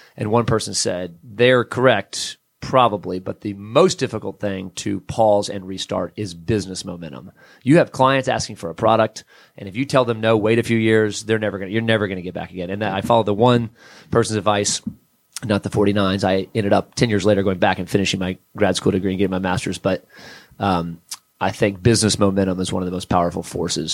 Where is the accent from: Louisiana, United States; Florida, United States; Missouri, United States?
Florida, United States; South; now in Atlanta, United States; I grew up in South Florida originally